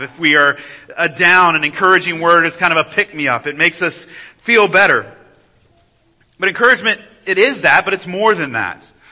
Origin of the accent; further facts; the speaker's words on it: United States